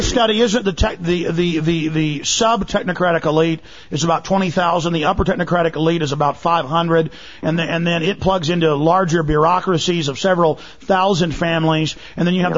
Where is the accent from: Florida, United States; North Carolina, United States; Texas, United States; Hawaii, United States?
Texas, United States; Dallas; in the U.S., I grew up in Dallas and they're still there.